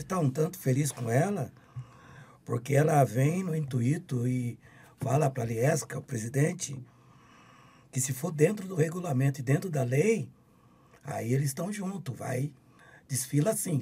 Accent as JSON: {"language": "Portuguese", "town": "Campinas", "region": "São Paulo", "country": "Brazil", "tie": "born or raised there", "said": "eu sou nascido e criado em Campinas"}